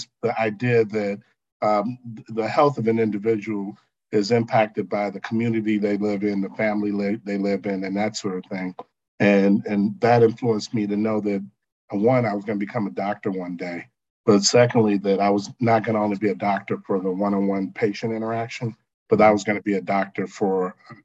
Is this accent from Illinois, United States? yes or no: yes; Chicago, Illinois, United States; I'm from the South Side of Chicago